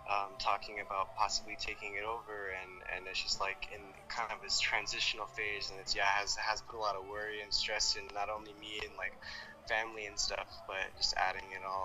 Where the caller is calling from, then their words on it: Los Angeles, California, United States; I'm calling you from LA, here in Sherman Oaks.